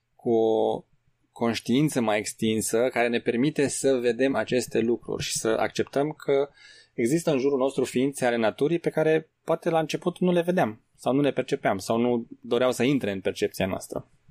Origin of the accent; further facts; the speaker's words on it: Romania; noi, pentru că suntem români